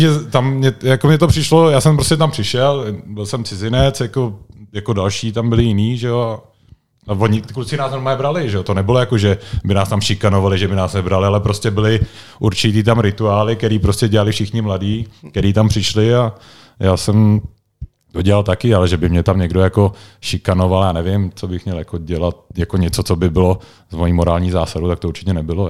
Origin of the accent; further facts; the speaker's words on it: Prague, Czechia; moved away as an adult; now in Liberec, Czech Republic; já jsem vlastně Pražák, originál, když jsem, když jsem tady vyrůstal